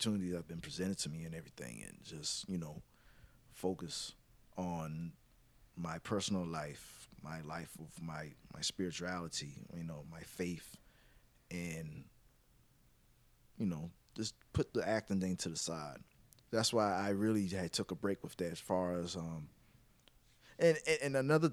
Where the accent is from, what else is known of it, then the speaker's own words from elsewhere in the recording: Mount Pleasant, South Carolina, United States; I rep Charleston, but I'm by the way, I'm from Mount Pleasant, but I just rep Charleston as a whole